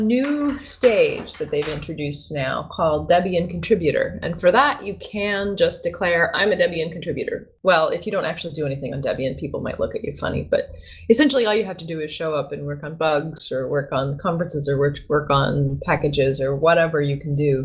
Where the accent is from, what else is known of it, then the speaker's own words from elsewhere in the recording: Tennessee, United States; moved away as an adult; also born or lived in Africa; I was born in Tennessee